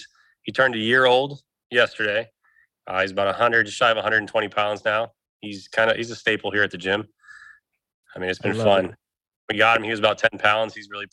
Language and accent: English; Indiana, United States; born there; also born or lived in Texas / Illinois; I was born in Indiana. I moved to Southern Texas. I bounced around from different cities in Southern Texas. I then bouncing back and forth in Texas between Houston, Alvin, Southern areas, and then moving to Indiana, then to Illinois, then to Indiana